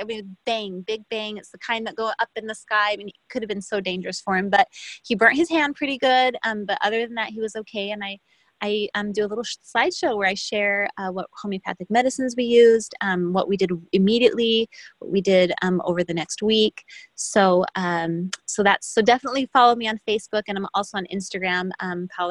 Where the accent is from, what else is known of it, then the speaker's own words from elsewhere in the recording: Brazil; moved away; I'm from Brazil